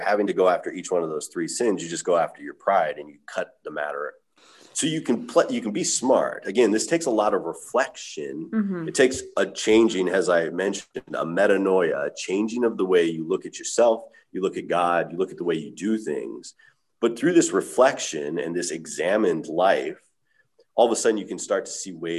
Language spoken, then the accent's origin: English; California, United States; mine too. I grew up in California, so it's just.